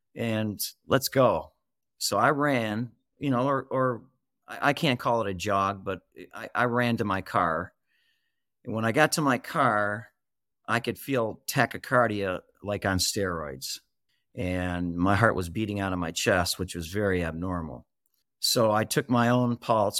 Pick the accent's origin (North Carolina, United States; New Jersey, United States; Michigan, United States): Michigan, United States; I'm from Michigan. I'm a Michigander. And I've been with Mich-, I've been in Michigan all my life.